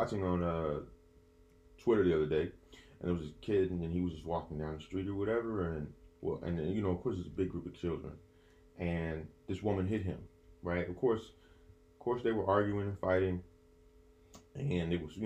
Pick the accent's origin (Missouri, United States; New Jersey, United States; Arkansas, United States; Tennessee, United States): Tennessee, United States; Memphis; also born or lived in Greenville, Mississippi; I am also from Memphis